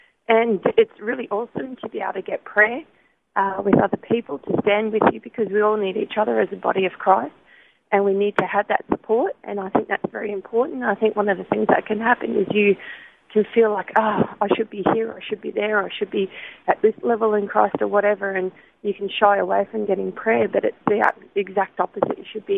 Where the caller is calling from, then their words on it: Logan, Queensland, Australia; I'm calling from Underwood.